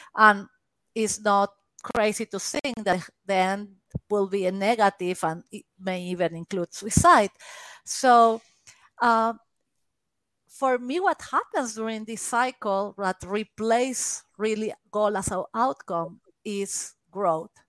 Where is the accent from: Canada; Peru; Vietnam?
Peru; English is a second language; moved away; I am Peruvian.